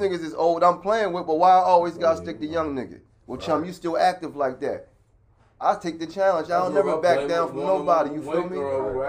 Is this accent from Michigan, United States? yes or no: no; Harrisburg, Pennsylvania, United States; I'm from Harrisburg.